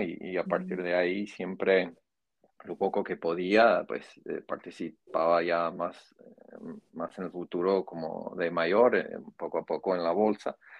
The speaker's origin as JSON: {"language": "Spanish", "region": "Iowa", "country": "United States", "second_language": "Spanish", "moved": "yes", "lives_now": "Miami, United States", "said": "migrante de, un estado en el centro de Estados Unidos que se conoce como Iowa."}